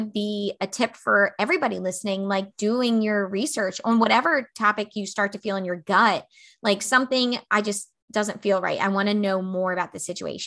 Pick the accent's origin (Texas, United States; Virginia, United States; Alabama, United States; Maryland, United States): Maryland, United States; now in South Carolina, United States; I'm from Maryland